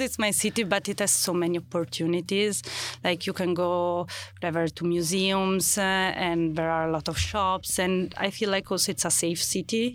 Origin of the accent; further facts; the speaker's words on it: Milan, Lombardy, Italy; English is a second language; I'm from from Milano, Milan